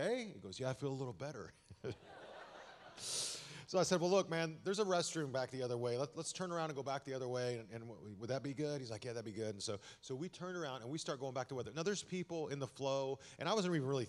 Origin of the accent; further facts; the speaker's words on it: Amarillo, Texas, United States; also born or lived in Austin / Dallas; I'm a Texas boy. I was born and raised in Amarillo